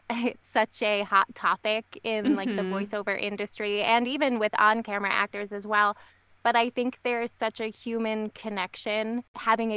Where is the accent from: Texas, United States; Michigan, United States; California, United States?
Michigan, United States; moved away as an adult; we ended up moving back to Michigan, my home state